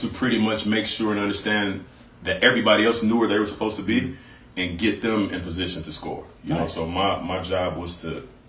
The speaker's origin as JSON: {"language": "English", "town": "Chicago", "region": "Illinois", "country": "United States", "said": "I'm from Chicago, from a big city."}